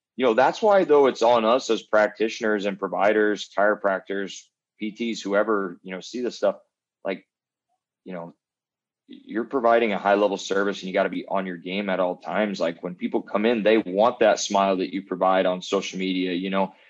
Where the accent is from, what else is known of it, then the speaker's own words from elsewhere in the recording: Jacksonville, Illinois, United States; moved away as an adult; also born or lived in Chesterfield, Missouri; now in Dallas, United States; my hometown, Jacksonville, Illinois.